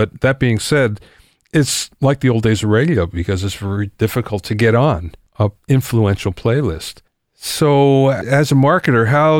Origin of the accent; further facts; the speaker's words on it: Pennsylvania, United States; moved away; I grew up in Pennsylvania. I still go back there to see family every now and then.